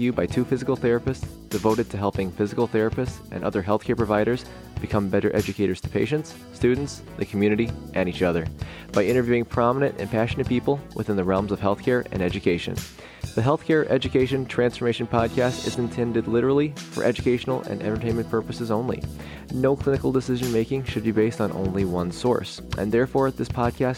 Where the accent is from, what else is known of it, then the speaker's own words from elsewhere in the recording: Chicago, Illinois, United States; I'm from the Chicagoland area